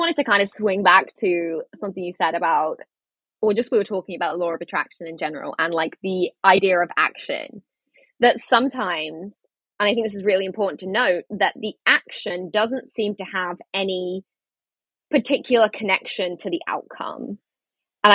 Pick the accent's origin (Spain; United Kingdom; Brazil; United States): United Kingdom; England; moved away as an adult; I moved back to England.